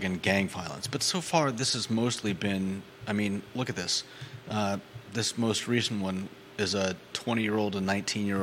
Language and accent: English; Los Angeles, California, United States; now in Charlottesville, United States; I grew up in Los Angeles